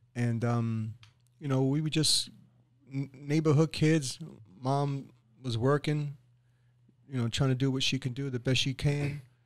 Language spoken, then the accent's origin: English; New York City, New York, United States; moved away as an adult; now in Boca Raton, United States; I grew up in inner city, I grew up in East Harlem, which is in New York